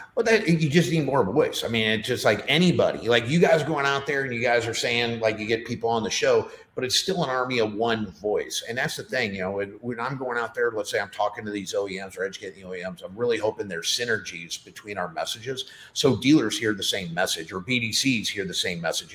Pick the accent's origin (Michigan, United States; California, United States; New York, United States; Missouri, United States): Missouri, United States; St. Louis; moved away as an adult; now in Nashville, United States; I don't want to leave St. Louis. I love, you know, it's just my my hometown.